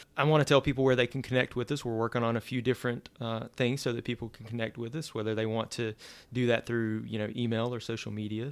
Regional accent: Louisiana, United States; moved away as an adult; also born or lived in Central Florida; now in Florida, United States; I'm originally from Louisiana.

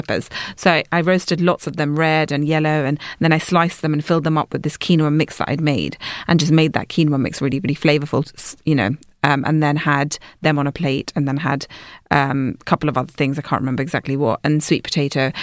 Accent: London, United Kingdom; I'm from London

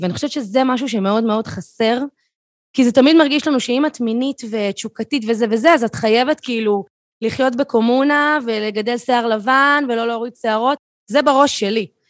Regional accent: Tel Aviv, Tel Aviv District, Israel; אני תל אביבית במקור

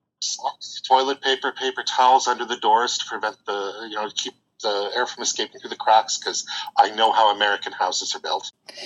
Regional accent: Manitoba, Canada; born there; I was born in Manitoba.

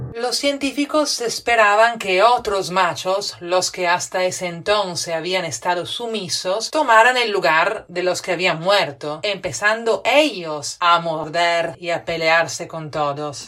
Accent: Italy; now in Lima, Peru; italiana residente en Lima.

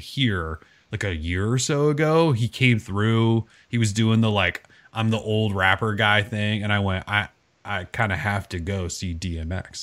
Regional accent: Montana, United States; moved away; I grew up in Montana

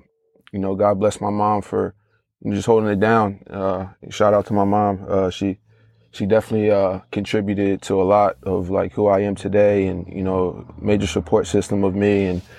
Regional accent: Conshohocken, Pennsylvania, United States; I grew up in Conshohocken, not too far from Dan. I grew up in a single parent household. My mom raised me, me and my sister.

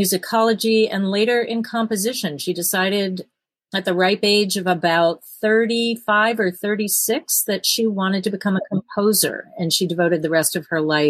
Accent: East Coast, United States; moved away as an adult; also born or lived in New York; now in Fargo, United States; I grew up on the East Coast

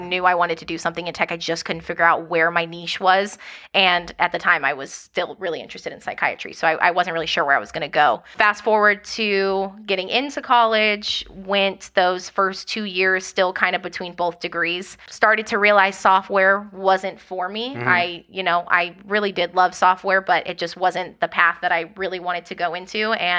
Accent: Phoenix, Arizona, United States; born there; I was born in Phoenix, Arizona. My dad was in the military, so don't really have a home base, kind of moved.

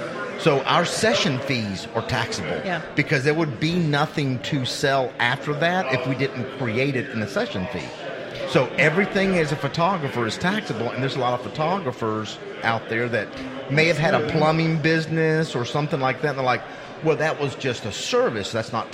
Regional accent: Oklahoma, United States; we're actually from Oklahoma.

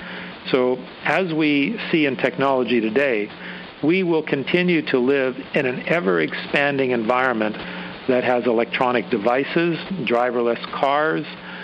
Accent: Canada; As a Canadian

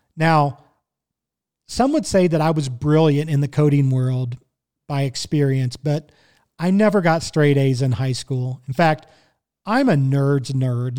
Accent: Kansas City, Missouri, United States; I was born and raised in Kansas City, Missouri.

